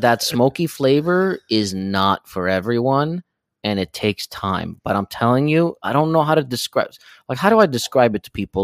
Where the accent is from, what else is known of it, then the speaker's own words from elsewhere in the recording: Sweden; moved away; I was born and raised in Sweden